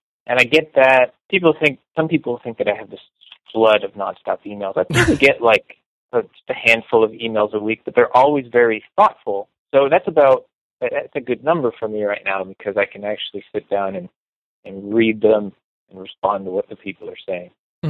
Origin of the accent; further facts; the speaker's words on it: Rancho Palos Verdes, California, United States; I grew up in a affluent suburb called Rancho Palos Verdes.